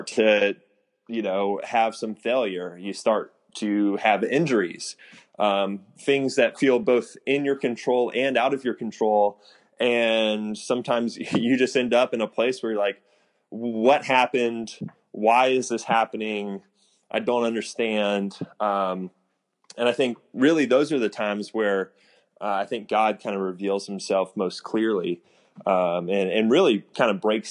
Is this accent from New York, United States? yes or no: no; Houston, Texas, United States; I grew up in Houston.